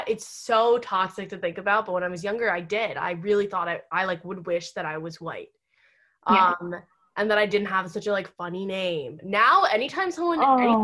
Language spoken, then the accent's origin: English; United States; I was born in America